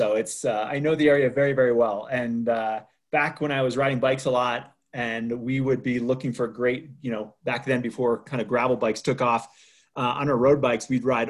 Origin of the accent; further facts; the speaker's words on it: Waitsfield, Vermont, United States; moved away; I grew up in Vermont. I grew up in a ski resort town. Most people don't know Faiston, but some people might know Waitsfield, which is home to Sugarbush Ski Resort and Mad River Glen. That's where I grew up.